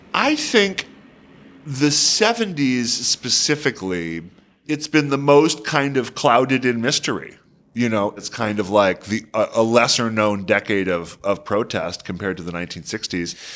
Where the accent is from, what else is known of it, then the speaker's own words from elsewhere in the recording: Detroit, Michigan, United States; my hometown of Detroit